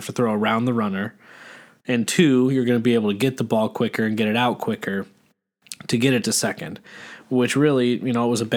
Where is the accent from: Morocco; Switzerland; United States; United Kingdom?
United States; as American born fans